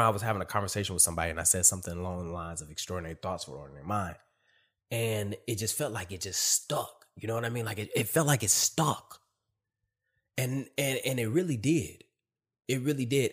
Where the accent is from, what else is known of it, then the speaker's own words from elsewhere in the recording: Michigan, United States; moved away as an adult; also born or lived in California; now in Virginia, United States; I'm from Michigan